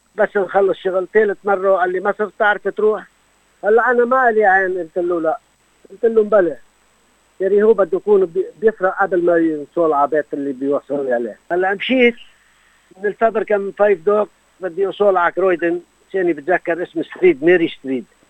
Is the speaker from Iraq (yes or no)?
no; Lebanon; moved away as an adult; also born or lived in Beirut; now in Australia; بضيعتي كرم المهر وكيف كنا نشتغل مع بي بالارض